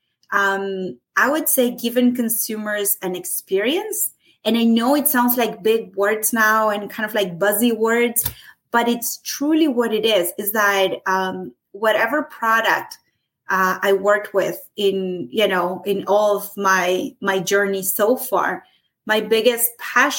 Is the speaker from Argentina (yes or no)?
yes; Argentina; moved away as an adult; now in Canada; I'm from Argentina. I immigrated into Canada in 2008.